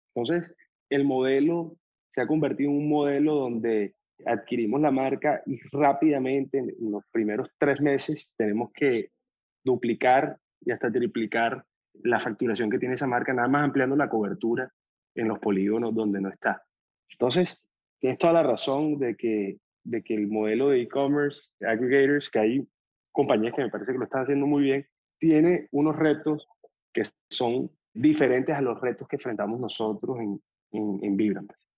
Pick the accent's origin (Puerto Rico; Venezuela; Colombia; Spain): Colombia; moved away as an adult; also born or lived in Boston / Miami; nosotros tenemos 32 años, somos colombianos, estudiamos en Boston